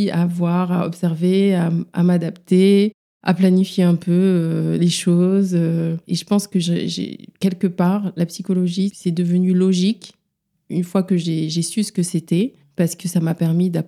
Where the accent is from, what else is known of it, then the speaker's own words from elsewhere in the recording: Dakar, Senegal; now in Paris, France; J'exerce à Paris, en libéral surtout. J'ai grandi à Dakar